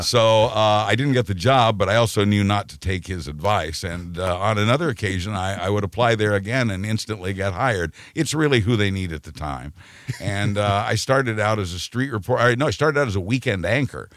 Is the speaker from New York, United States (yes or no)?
no; Wichita, Kansas, United States; moved away as an adult; I was born and raised in Wichita, Kansas